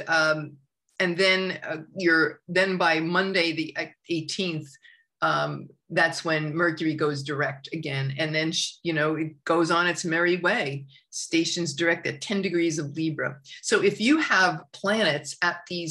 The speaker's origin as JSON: {"language": "English", "area": "suburbs of Long Island", "region": "New York", "country": "United States", "tie": "born or raised there", "moved": "yes", "said": "I grew up in New York, in the culture of New York and in the suburbs of Long Island."}